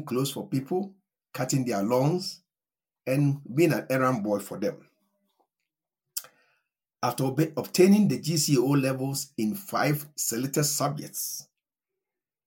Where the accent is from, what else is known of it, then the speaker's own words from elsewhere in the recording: Ashanti, Ghana; now in Johannesburg, South Africa; I was born at a village in the Ashanti region of Ghana, and that is where I grew up